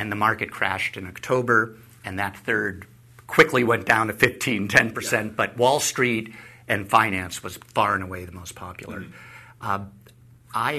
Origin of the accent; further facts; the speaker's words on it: New Haven, Connecticut, United States; I was born in New Haven.